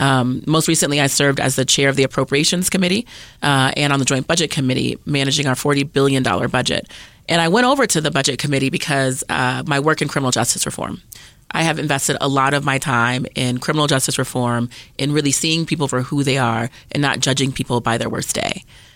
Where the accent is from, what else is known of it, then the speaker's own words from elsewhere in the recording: Germany; born there; also born or lived in Colorado Springs, United States; My mom was in the Army, so I was actually born in Germany.